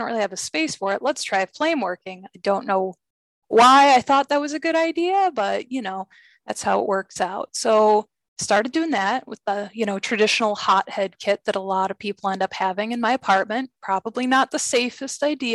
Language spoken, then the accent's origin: English; California, United States; moved away as an adult; now in Rochester, United States; I'm originally from California. I moved here in 2003.